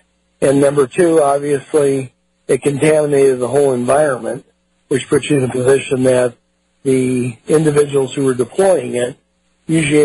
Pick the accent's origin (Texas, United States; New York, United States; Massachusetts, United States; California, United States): California, United States; Palo Alto; also born or lived in San Francisco, California; I'm a California boy. I was born in San Francisco, raised in Palo Alto right around Stanford University.